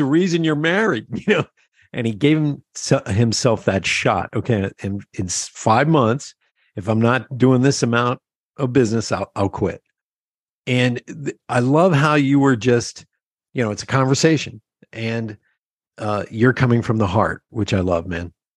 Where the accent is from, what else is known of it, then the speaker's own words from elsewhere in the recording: Pennsylvania Dutch area, United States; We're from that, you know, that uh, Pennsylvania Dutch area